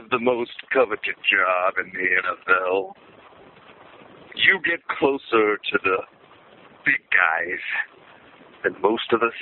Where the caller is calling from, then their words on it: Timberville, Virginia, United States; I'm from Timberville, Virginia. I'm a loyal listener to the podcast.